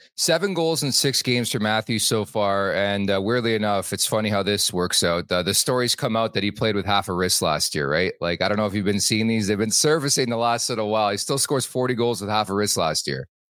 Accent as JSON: {"language": "English", "region": "Quebec", "country": "Canada", "said": "I'm from Quebec"}